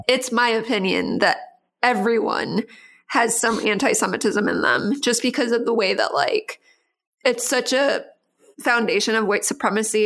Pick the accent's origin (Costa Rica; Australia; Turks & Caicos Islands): Costa Rica; I grew up in Costa Rica